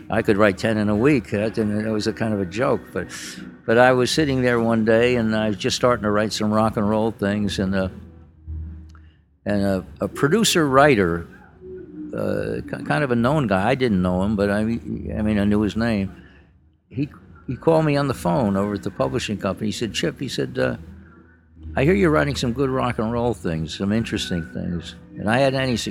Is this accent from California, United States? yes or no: no; Yonkers, New York, United States; I was from Yonkers, New York